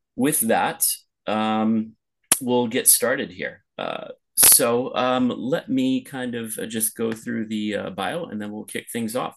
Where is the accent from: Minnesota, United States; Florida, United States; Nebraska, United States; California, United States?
California, United States; Los Angeles; moved away as an adult; also born or lived in Pasadena; now in Lisbon, Portugal; my hometown of Los Angeles